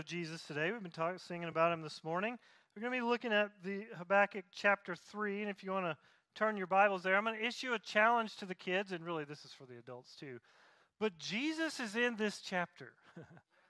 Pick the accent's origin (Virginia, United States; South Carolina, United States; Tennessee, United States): Tennessee, United States; moved away; I'm from Tennessee, so I say it closer to tobacco